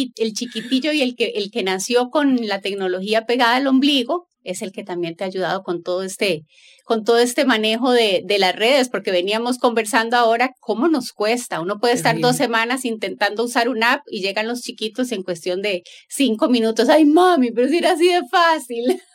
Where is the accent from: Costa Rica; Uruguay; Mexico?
Costa Rica; yo soy tica